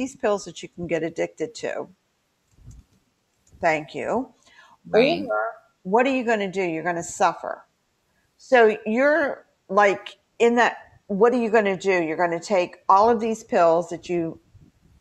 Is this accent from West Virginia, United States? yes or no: yes; West Virginia, United States; my home state of West Virginia